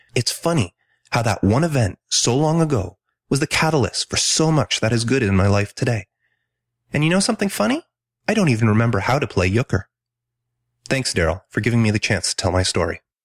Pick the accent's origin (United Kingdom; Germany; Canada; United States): Canada; Ontario; also born or lived in Quebec; I was born in Ontario, but my family moved to a small city on the outskirts of Montreal, Quebec when I was three.